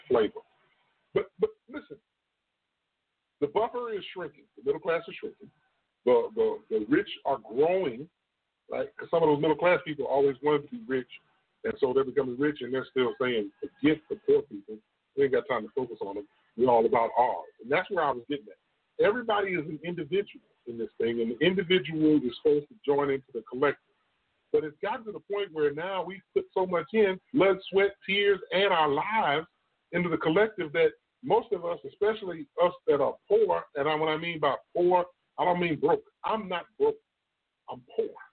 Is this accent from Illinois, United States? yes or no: yes; Illinois, United States; now in Texas, United States; I'm from Illinois